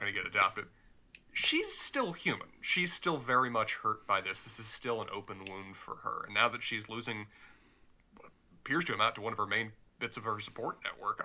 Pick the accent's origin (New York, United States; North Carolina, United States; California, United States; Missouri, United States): North Carolina, United States; Charlotte; accent: Southern; I'm from Charlotte, my accent is actually fairly mild when it comes to Southern